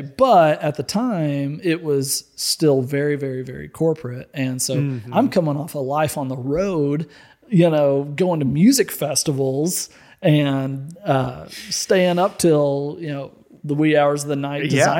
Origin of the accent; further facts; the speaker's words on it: Little Rock, Arkansas, United States; I grew up in Little Rock, Arkansas.